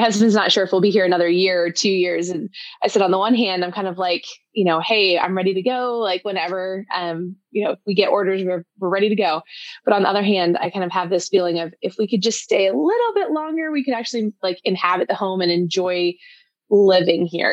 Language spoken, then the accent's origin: English; Colorado Springs, Colorado, United States; moved away as an adult; also born or lived in Georgia / Virginia / New York / Hawaii; now in Vermont, United States; we grew up in Colorado Springs